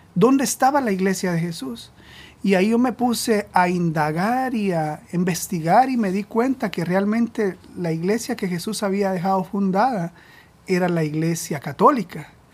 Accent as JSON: {"language": "Spanish", "country": "Guatemala", "moved": "as an adult", "lives_now": "Providence, United States", "said": "nosotros somos de Guatemala"}